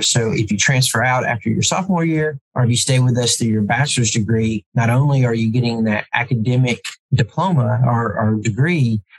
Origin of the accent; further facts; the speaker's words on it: Ensley, Alabama, United States; there's no way a guy from Inslee is ever going to be president of a college because people just from my hometown just generally didn't go into academics.